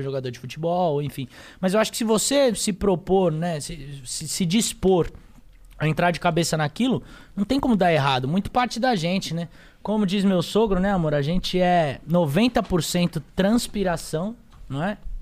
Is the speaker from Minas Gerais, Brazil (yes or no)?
no; São Paulo, Brazil; Eu sou paulistano, nasci aqui, nasci na Zona Sul de São Paulo